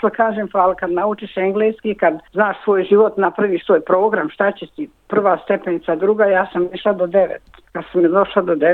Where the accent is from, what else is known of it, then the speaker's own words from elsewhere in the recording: Gornji Rahić, Brčko District, Bosnia & Herzegovina; moved away as an adult; now in Australia; Rođena sam u Gornjem Mrahiću kod Brškog. Došla sam prije 52 godine u Australiju i tu sam otpočela svoj novi život.